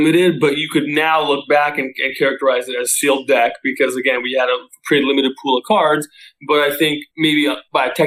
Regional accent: Southern California, United States; I grew up in Southern California

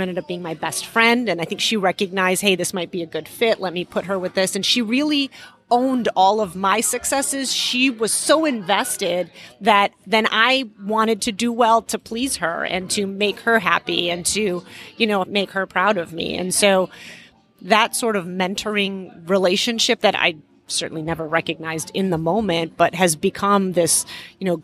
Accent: Chicago, Illinois, United States; English is a second language; also born or lived in Iran; So we immigrated to the U.S. when I was halfway through first grade. And my parents, we moved to Chicago

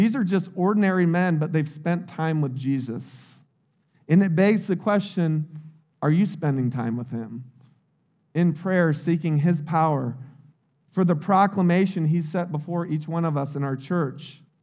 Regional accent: United States; I grew up in Little Polk County.

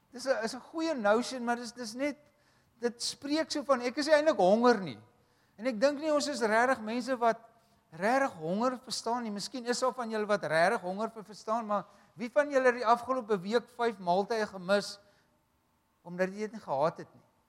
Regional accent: Wellington, Western Cape, South Africa; ons kom uh ons kom van Wellington af maar Wellington en Parel is vir ons een dorp

